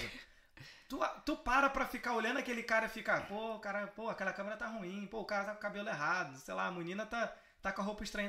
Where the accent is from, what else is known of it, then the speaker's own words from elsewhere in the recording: Brazil; Eu sou brasileiro